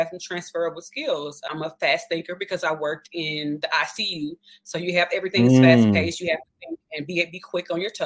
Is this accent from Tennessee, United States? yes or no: yes; Memphis, Tennessee, United States; accent: Southern; also born or lived in Puerto Vallarta, Mexico; I am from Memphis, Tennessee